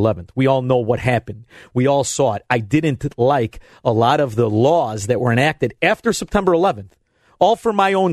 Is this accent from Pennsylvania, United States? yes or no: no; Melrose Park, Illinois, United States; now in Elmwood Park, United States; I'm from Melrose Park. I live in Elmwood Park.